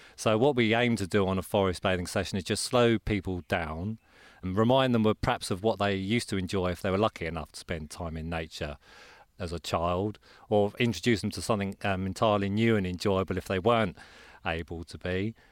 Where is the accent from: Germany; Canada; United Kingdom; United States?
United Kingdom; Croydon, London; I'm from Croydon in Surrey.